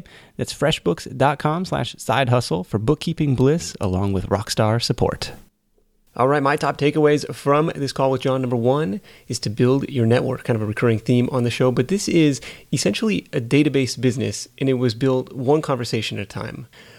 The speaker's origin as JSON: {"language": "English", "town": "Livermore", "region": "California", "country": "United States", "tie": "born or raised there", "said": "I was on Google Earth in my hometown of Livermore, California, and being like, holy crap, this guy has got just a mountain of pallets in the back of his building."}